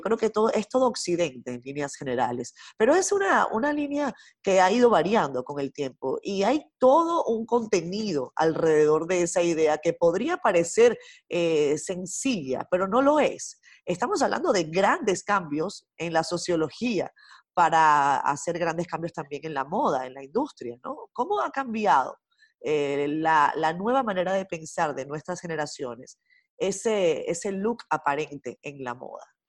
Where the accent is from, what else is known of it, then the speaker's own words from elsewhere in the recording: Venezuela; moved away as an adult; now in Dominican Republic; yo nací en Venezuela, viví muchos años en Venezuela, casi toda mi vida